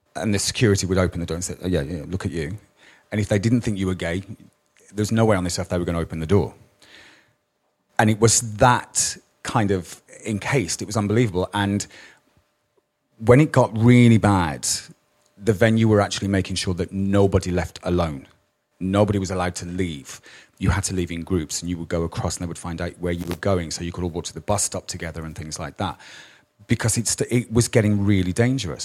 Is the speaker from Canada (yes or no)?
no; Birmingham, West Midlands, United Kingdom; I was brought up in Birmingham